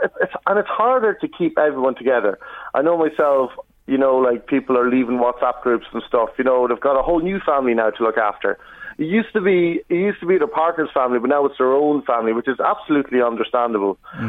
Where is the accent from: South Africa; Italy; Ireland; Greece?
Ireland; Kells, Leinster; moved away; when I see mates from my hometown.